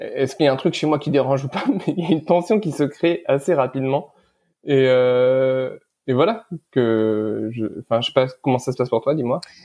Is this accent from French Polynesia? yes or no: no; Lebanon; je suis né au Liban euh, pendant la guerre